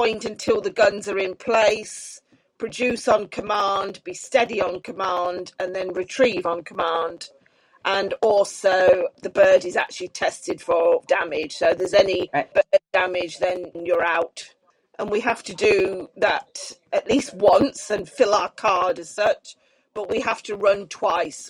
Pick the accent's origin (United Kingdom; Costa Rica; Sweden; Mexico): United Kingdom